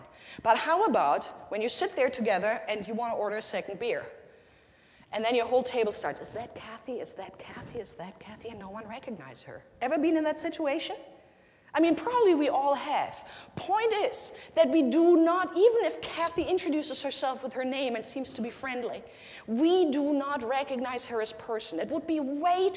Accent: Germany; first language German; English is a second language; now in United States; my country, in Nazi Germany

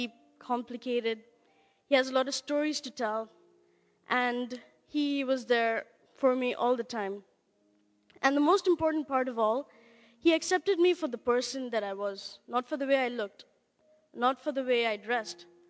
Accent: India; I'm from India.

